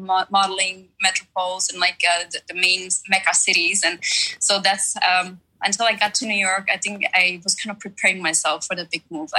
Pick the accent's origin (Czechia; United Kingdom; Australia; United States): Czechia; born there; English is a second language; I was born in the Czech Republic, so yeah. I still speak somewhat of Czech as well, but like it's not as good as my German.